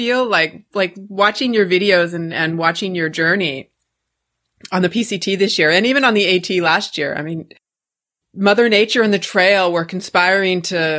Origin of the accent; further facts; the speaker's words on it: Leavenworth, Washington, United States; I'm from Leavenworth.